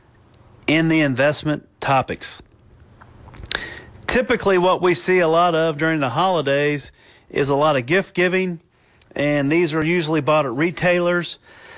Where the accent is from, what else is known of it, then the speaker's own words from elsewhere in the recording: Italy; the Piedmont in my home country of Italy